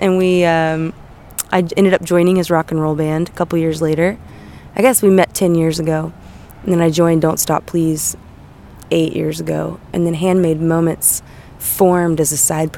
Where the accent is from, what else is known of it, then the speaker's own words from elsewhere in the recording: Eureka Springs, Arkansas, United States; now in California, United States; I'm from the Eureka Springs area of Arkansas, which is up in the Ozark Mountains